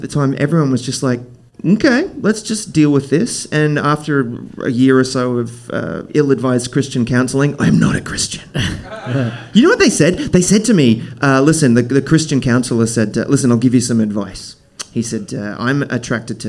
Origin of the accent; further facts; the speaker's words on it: Brisbane, Queensland, Australia; So I grew up in Brisbane, Australia, which it's an amazing city, and it's a smaller